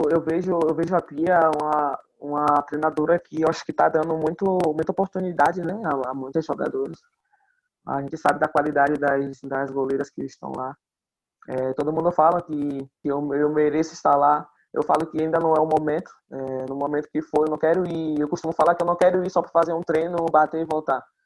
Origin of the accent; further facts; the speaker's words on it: Itaparica, Bahia, Brazil; also born or lived in Salvador; Eu fugi para Itaparica, para onde na minha, a minha terra natal